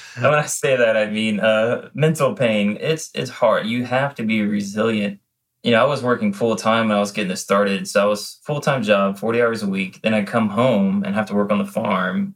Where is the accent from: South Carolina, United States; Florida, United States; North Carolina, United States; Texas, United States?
South Carolina, United States; Low Country; growing up in the Low Country